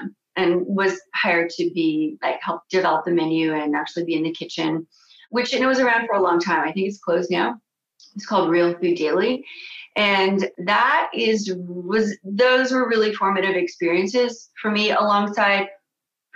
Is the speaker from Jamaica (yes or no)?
no; Canada; moved away as an adult; also born or lived in France / Los Angeles, United States; as a Canadian